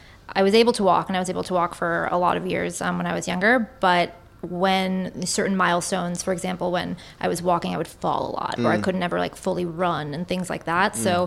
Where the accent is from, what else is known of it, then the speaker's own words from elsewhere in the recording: New York City, New York, United States; I'm born here.